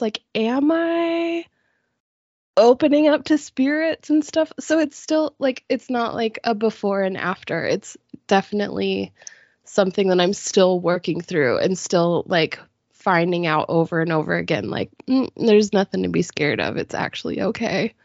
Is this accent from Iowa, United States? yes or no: no; Boise, Idaho, United States; Boise, Idaho